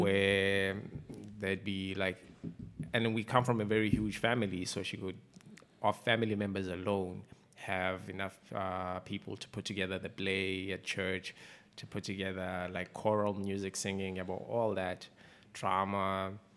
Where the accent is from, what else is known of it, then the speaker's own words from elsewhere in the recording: Umzimkhulu, KwaZulu-Natal, South Africa; also born or lived in Eastern Cape; I grew up in Mzimkhulu for the most part